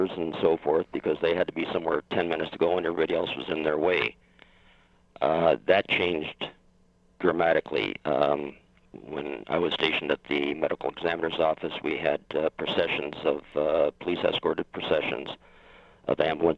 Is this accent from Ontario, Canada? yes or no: yes; Windsor, Ontario, Canada; I was born and raised in Windsor, just outside of Detroit